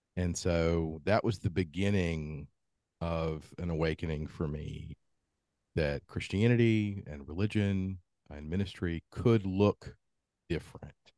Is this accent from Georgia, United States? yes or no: yes; Columbus, Georgia, United States; I grew up in Columbus, Georgia